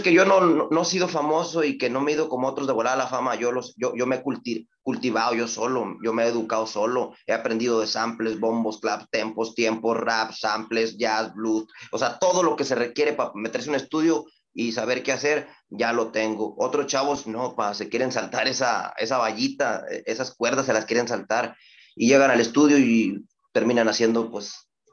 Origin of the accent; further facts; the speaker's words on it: Reynosa, Tamaulipas, Mexico; also born or lived in Ciudad Victoria, Tamaulipas; Yo soy de Ciudad Victoria, yo nací en Ciudad Victoria, me trajeron muy niño a Reynosa y Reynosa es mi vida